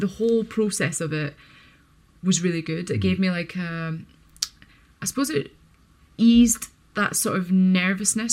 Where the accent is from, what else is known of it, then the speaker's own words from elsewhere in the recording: United Kingdom; being a British athlete